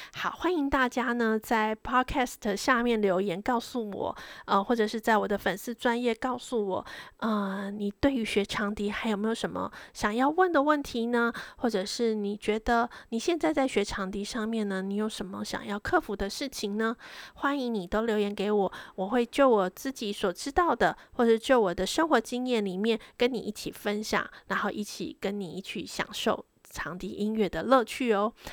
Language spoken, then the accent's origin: Chinese; Taiwan; moved away as an adult; now in London, United Kingdom; 我们台湾人